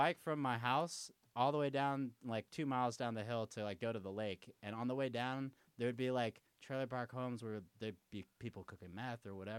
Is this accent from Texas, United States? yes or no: yes; Austin, Texas, United States; I grew up in a neighborhood called Cuernavaca, which is like, and back in the day, it was like a trailer park community for and then there were rich people that lived on the lake